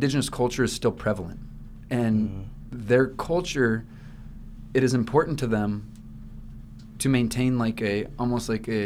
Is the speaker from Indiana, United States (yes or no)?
no; Iowa, United States; now in Hawaii, United States; I'm from Iowa